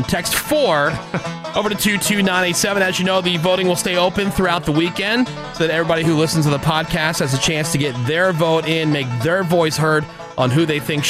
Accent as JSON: {"language": "English", "region": "Northeast", "country": "United States", "tie": "born or raised there", "moved": "yes", "said": "the kind of places that I used to go to growing up in the Northeast."}